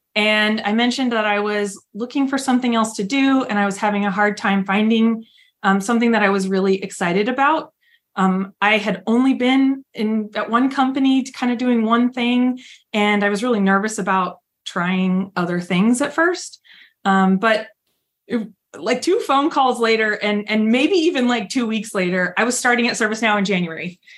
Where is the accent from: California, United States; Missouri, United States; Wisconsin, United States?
California, United States; San Diego; now in Fort Worth, United States; I grew up in San Diego